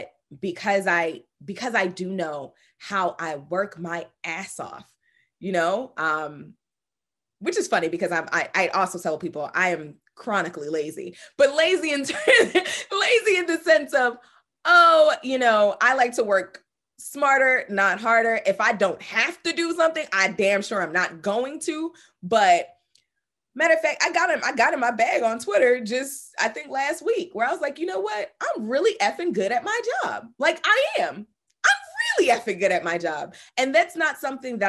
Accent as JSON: {"language": "English", "country": "United States", "tie": "born or raised there", "said": "being the American-born child of a Jamaican man, Guyanese woman who, you know, immigrated to this country"}